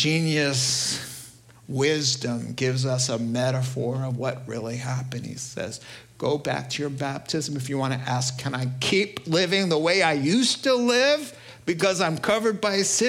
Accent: New York, United States; accent: New York; I can really only do New York. That's all my accent said.

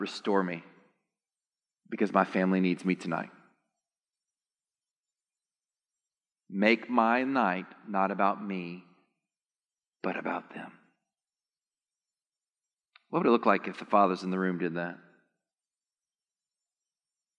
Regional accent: Texas, United States; I'm actually from Texas

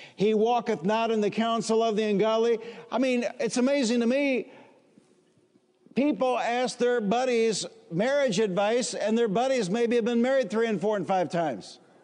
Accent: Warren, Michigan, United States; also born or lived in Highland Park, Michigan; After we moved from Highland Park, Michigan to the suburbs, Warren, Michigan, I grew up in a house of only 1,089 square feet

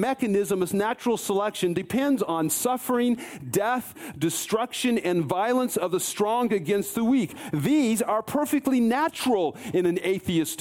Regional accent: Colorado, United States; I grew up in Colorado

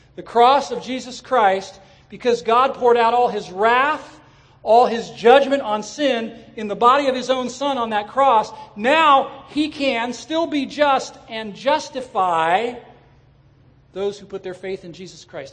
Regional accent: Southern California, United States; I grew up in Southern California

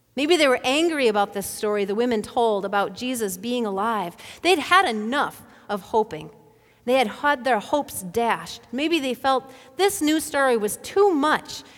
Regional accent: Bemidji, Minnesota, United States; Back in the eighties, when I was growing up in Bemidji

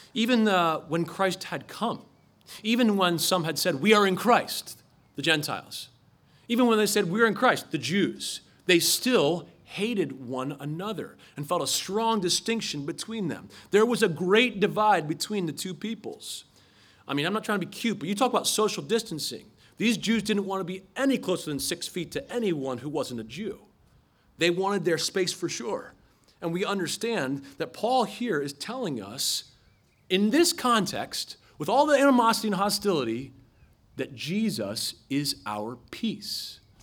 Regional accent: Philadelphia, Pennsylvania, United States; I'm from Philadelphia

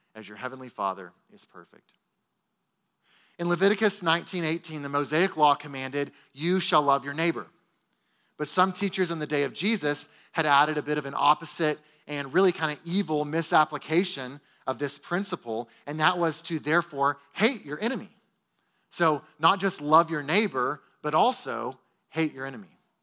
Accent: Texas, United States; as Texan American Christians

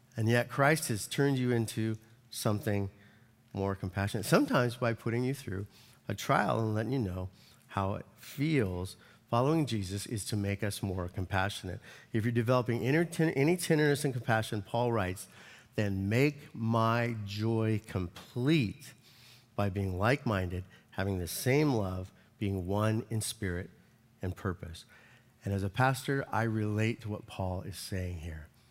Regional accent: United States; as an American

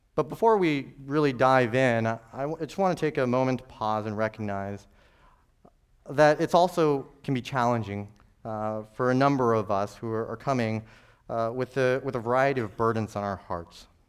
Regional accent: New Mexico, United States; I'm from New Mexico

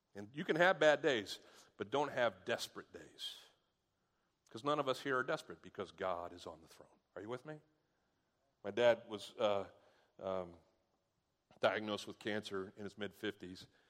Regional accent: United States; I'm an American.

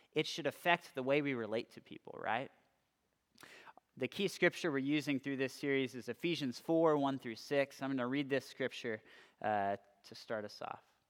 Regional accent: California, United States; moved away as an adult; also born or lived in Austin, Texas; I was coming from California, so I really, I really didn't have any friends going to the same school as me.

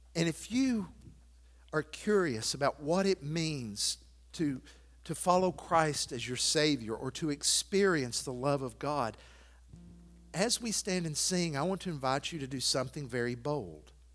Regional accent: Athens, United States; moved away; my hometown of Athens

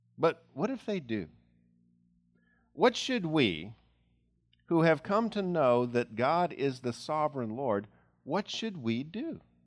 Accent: United States; as American Christians

